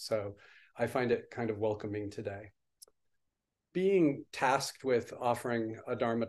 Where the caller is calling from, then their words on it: New Paltz, New York, United States; I am coming in from New Paltz, New York, signing in with a small affiliate group of the Village Zendo, the New Paltz Zen Center here.